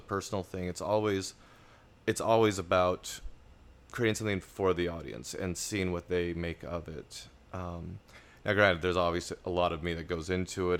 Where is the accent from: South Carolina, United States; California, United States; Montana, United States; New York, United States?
Montana, United States; Laurel; moved away; also born or lived in Billings, Montana; I was born in Montana, uh, Billings, Montana, grew up in Laurel.